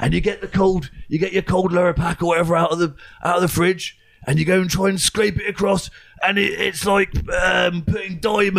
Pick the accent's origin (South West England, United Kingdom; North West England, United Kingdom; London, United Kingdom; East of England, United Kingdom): South West England, United Kingdom; That's Cornwall, actually, because I'm from Cornwall.